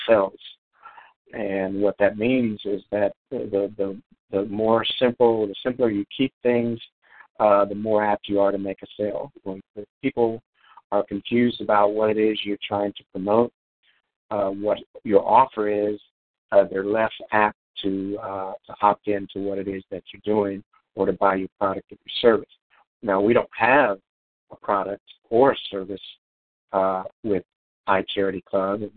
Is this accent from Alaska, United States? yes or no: no; Illinois, United States; also born or lived in Atlanta, Georgia; now in Hawaii, United States; I'm five thousand miles away from my home my hometown, mm-hmm. and uh, which is in Illinois